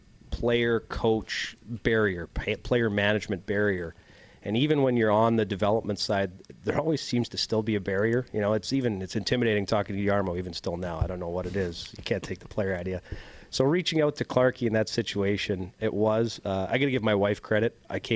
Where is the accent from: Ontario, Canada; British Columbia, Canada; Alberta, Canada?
Alberta, Canada; Elk Point; also born or lived in Saskatoon / Yellowknife / Kindersley; Elk Point isn't – it's my hometown. It's where I say I'm from, but with my family, my dad was – heavily involved in oil and gas, truck driver. So I was actually born in Saskatoon, Saskatchewan.